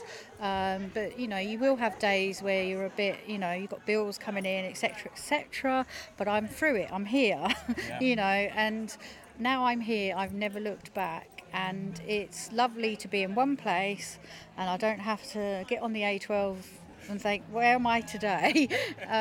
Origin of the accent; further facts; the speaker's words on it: Felixstowe, East of England, United Kingdom; being born, bred round Felixstowe, you know, it's my hometown